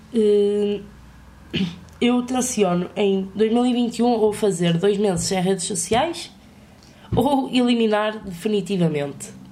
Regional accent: Vila Real, Norte, Portugal; Eu sou de Vila Real, mas, eh, e estou a estudar na minha cidade.

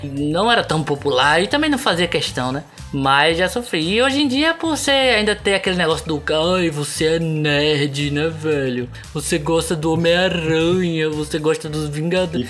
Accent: Recife, Pernambuco, Brazil; a gente é de Recife

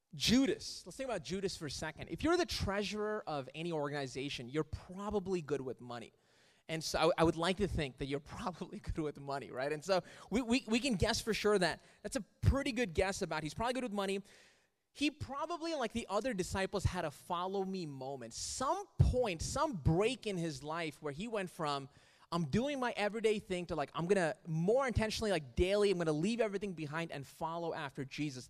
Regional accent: Riyadh, Riyadh Province, Saudi Arabia; moved away; I grew up in Riyadh in Saudi Arabia

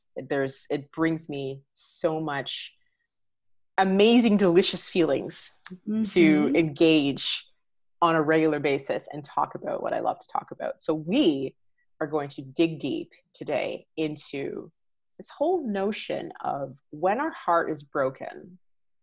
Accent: Canada; being Canadian

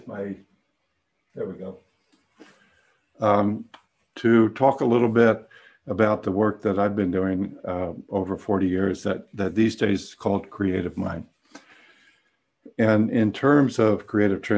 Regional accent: San Francisco, California, United States; I grew up in San Francisco and came of age in the late 60s

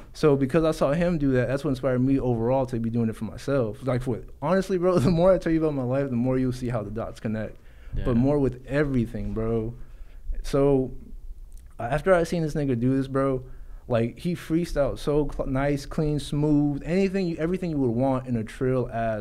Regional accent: Garland, Texas, United States; also born or lived in South Dallas; I grew up in Garland. I was born in South Dallas.

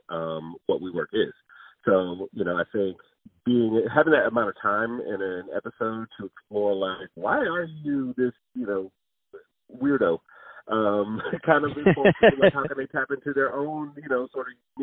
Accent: Detroit, Michigan, United States; I'm from Detroit, Michigan

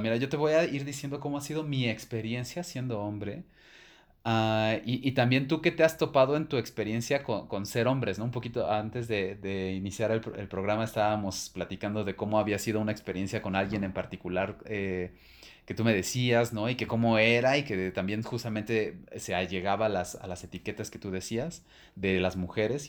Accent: Mexico City, Mexico; yo me crié en Ciudad de México

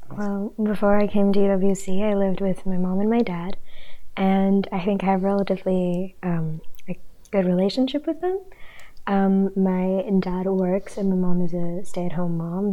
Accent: Indonesia; moved away; I'm from Indonesia, and I'm a second year residential student

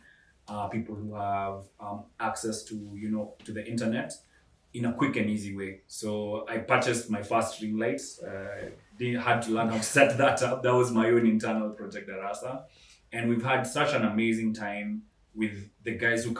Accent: Kenya; I'm Kenyan

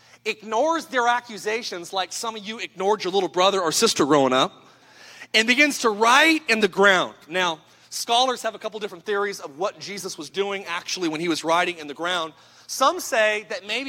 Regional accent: Idaho, United States; I'm from Idaho

